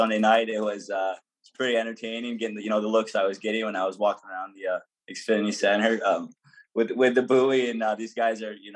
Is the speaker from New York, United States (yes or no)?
yes; Tonawanda, New York, United States; I'm from Tonawanda